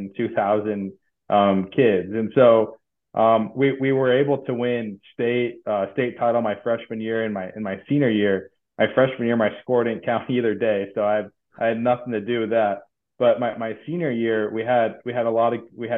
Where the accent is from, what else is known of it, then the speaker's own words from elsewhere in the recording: Mason City, Iowa, United States; growing up in North Iowa